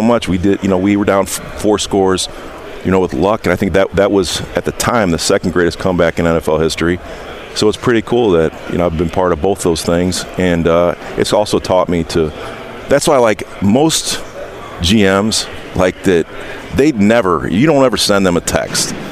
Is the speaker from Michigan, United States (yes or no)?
no; Indiana, United States; I'm from Indiana